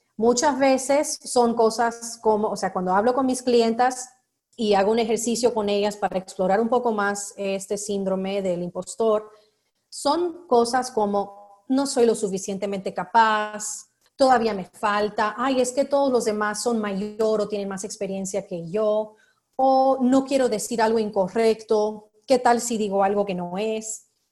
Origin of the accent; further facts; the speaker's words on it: United States; yo soy estadounidense